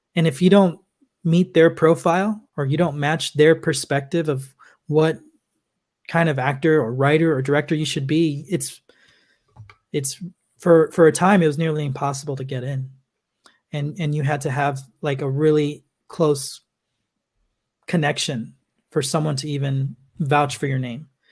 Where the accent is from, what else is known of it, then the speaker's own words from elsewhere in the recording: Los Angeles, California, United States; I'm originally from Los Angeles, California